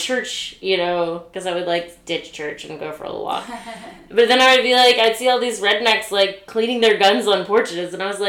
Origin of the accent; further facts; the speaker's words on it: Richmond, Virginia, United States; I grew up in Richmond, Virginia, but I kind of lived in, like, a suburb of Richmond, but my school was near downtown